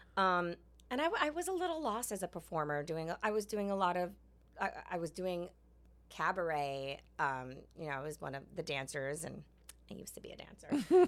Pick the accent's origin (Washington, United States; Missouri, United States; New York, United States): New York, United States; I'm from New York. I grew up, like, not even really knowing that I was Asian